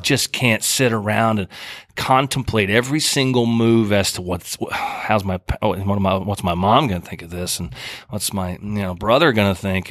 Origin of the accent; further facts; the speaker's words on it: Oklahoma, United States; moved away as an adult; now in Key West, United States; I grew up in Oklahoma, as I said, rural